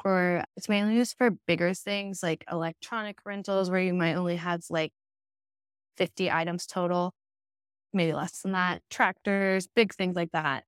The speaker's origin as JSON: {"language": "English", "town": "Savannah", "region": "Georgia", "country": "United States", "also_born_or_lived": "Richmond", "moved": "as an adult", "lives_now": "Austin, United States", "said": "I'm from Savannah, it's a pretty small town"}